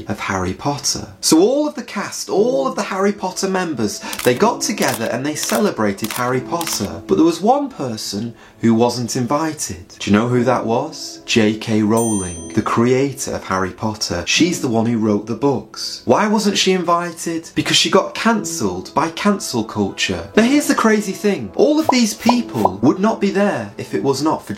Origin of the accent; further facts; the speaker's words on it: England, United Kingdom; being English like myself